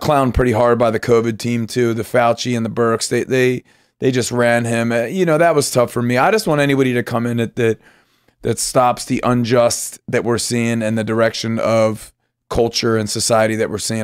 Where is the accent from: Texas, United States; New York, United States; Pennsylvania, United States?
Pennsylvania, United States; I grew up in Pennsylvania